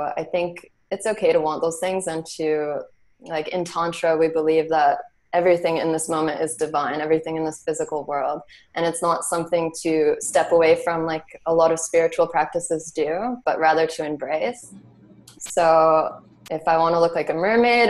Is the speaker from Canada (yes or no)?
yes; Canada; growing up in Canada, I can say I was very, I didn't grow up with a lot of money.